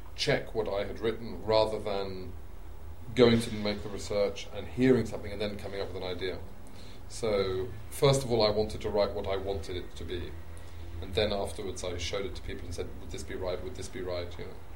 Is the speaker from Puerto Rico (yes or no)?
no; England, United Kingdom; as an Englishman living in England, growing up in England